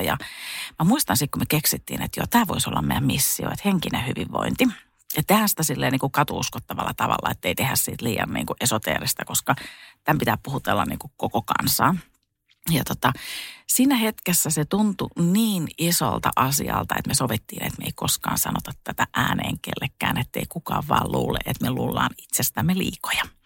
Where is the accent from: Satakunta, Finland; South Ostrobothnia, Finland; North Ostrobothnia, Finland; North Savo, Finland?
Satakunta, Finland; also born or lived in Spain; mä tulin Suomeen ja tota, mä menin sitten mun kotiin tuonne satakuntaan